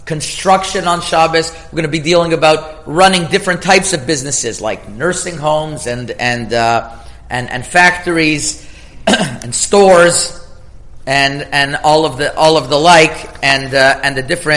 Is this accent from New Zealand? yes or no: no; Canada; moved away as an adult; also born or lived in Toronto; now in United States; I'm Canadian